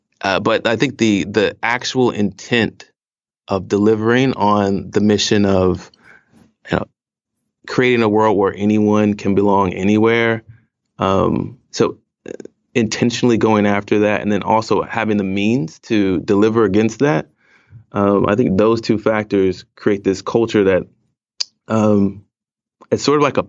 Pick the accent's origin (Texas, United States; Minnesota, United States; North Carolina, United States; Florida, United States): North Carolina, United States; also born or lived in Okinawa, Japan / Iwakuni, Japan / California / Washington, D.C.; I actually spent a lot of time growing up in Japan, several years in Okinawa and several years in Iwakuni. And then we moved to, you know, California, South Carolina, D.C., Northern Virginia area, and ended up going to high school and settling in North Carolina.